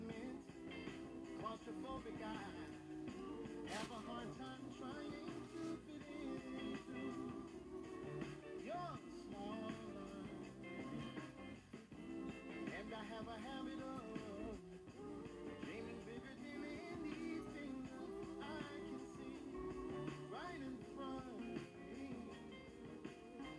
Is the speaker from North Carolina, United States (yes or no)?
no; New Orleans, Louisiana, United States; moved away as an adult; also born or lived in Los Angeles, California; I moved back to New Orleans, my hometown